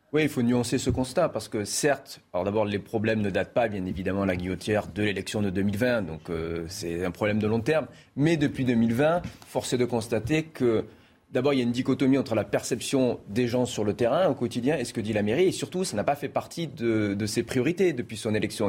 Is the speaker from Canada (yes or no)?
no; Marseille, Provence-Alpes-Côte d'Azur, France; je suis originaire de Marseille